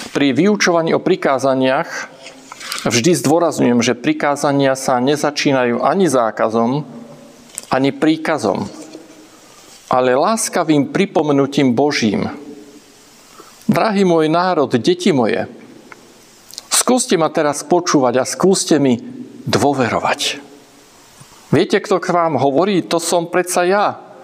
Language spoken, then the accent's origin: Slovak; Slovakia; doma v Československu